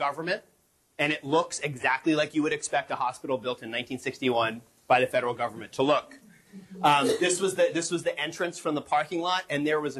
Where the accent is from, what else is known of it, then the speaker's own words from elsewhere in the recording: New Mexico, United States; moved away; I grew up in New Mexico